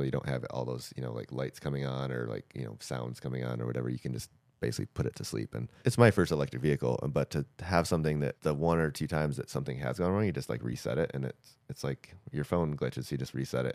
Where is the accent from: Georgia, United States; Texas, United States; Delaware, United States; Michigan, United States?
Michigan, United States; I grew up in Michigan on dirt roads and stuff